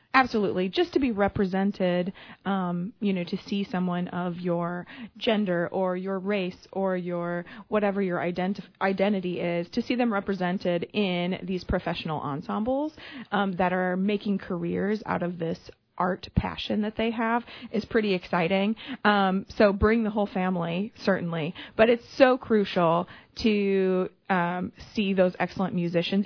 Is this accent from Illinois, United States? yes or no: yes; Illinois, United States; also born or lived in Chicago suburbs / Iowa; now in Quincy, United States; I grew up in the Quad Cities